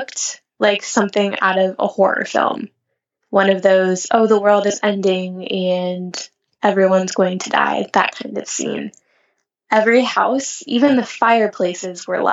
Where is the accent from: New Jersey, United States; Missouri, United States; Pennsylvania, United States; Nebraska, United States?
Nebraska, United States; now in California, United States; I grew up in Nebraska